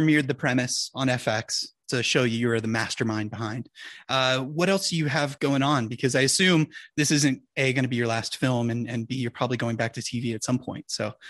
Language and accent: English; the South, United States; I grew up in the South